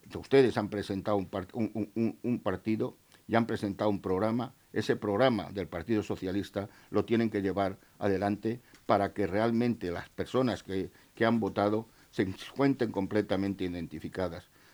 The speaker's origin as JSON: {"language": "Spanish", "country": "Spain"}